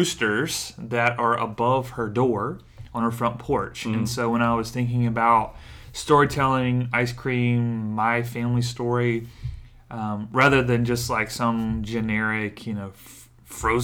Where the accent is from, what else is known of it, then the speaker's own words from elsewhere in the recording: Stokesdale, North Carolina, United States; now in Raleigh, United States; I grew up in a small town called Stokesdale, right outside Greensboro